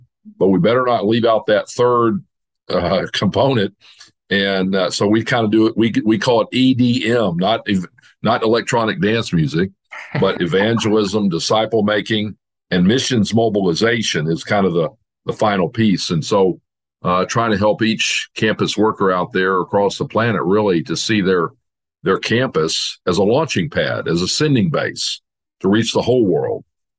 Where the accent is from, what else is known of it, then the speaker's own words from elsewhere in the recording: Dallas, Texas, United States; now in Fayetteville, United States; I grew up in Dallas in a church thinking I was a Christian, which is pretty common for, you know, especially from the South in Texas